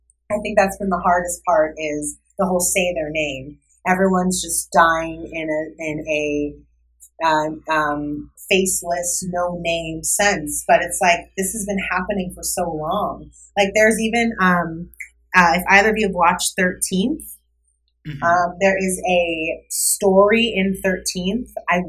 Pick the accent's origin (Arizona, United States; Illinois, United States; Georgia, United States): Arizona, United States; Yeah, so me being a biracial woman and growing up in Arizona, a very Republican state